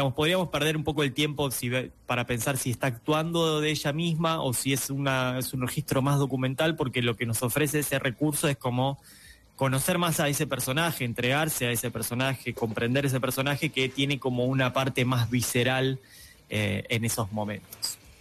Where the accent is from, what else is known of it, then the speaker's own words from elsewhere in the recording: Argentina; acá en Argentina hablamos de cine nacional